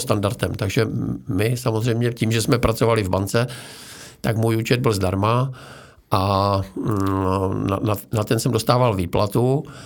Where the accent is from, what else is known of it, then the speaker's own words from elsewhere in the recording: Frýdek-Místek, Moravian-Silesian Region, Czechia; Já jsem se narodil ve Frýdku místku